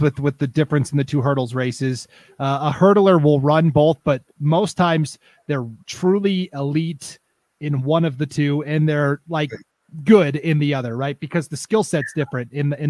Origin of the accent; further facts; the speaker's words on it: Montana, United States; now in Idaho, United States; I'm from Montana